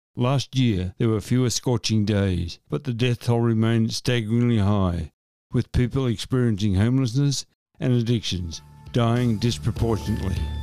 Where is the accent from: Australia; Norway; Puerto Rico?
Australia; Shepparton, Victoria; my hometown of Shepparton